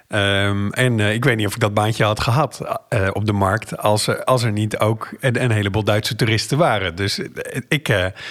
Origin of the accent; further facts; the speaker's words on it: Zeeland, Netherlands; ik ben opgegroeid in Zeeland. Nu woon ik er niet meer